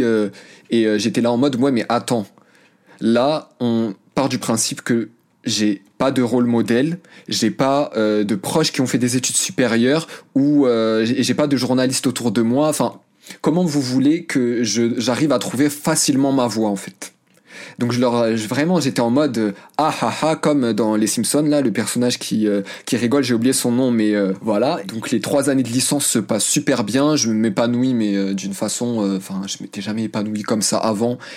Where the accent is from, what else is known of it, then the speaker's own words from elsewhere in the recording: France; also born or lived in Morocco (family origin); dehors c'était la France et à la maison c'était le Maroc